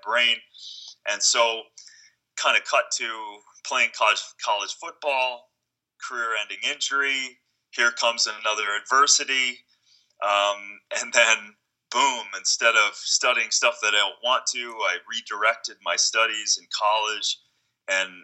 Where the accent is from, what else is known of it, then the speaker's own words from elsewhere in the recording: Minnesota, United States; as a kid growing up in Minnesota